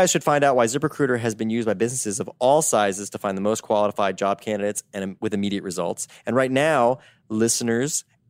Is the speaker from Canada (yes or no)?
no; United States; accent: American; people are like, they get excited about my American accent.